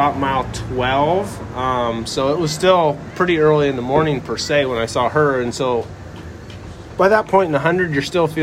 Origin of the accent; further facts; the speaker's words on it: the Northwest, Pacific Northwest, United States; moved away; born and raised in the Northwest